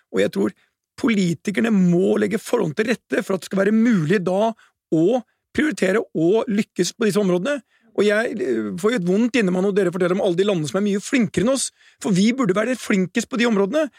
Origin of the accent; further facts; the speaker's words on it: Norway; som nordmann